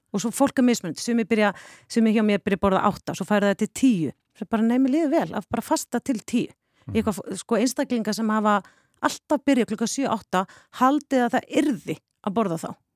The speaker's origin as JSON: {"language": "Icelandic", "town": "Vopnafjörður", "region": "Eastern Region", "country": "Iceland", "tie": "born or raised there", "also_born_or_lived": "Denmark", "moved": "as an adult", "said": "ég kem tvítug frá Vopnafjörði"}